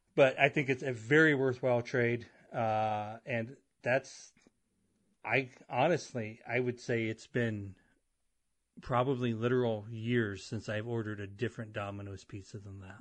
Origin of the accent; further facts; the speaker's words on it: Avon, United States; moved away as an adult; I grew up and I moved away from Avon